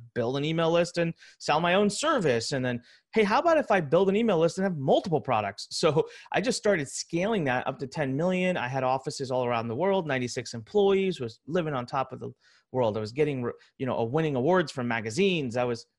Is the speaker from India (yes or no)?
yes; India; Well, I'm Indian. I know Hindi. I'm going to go to India.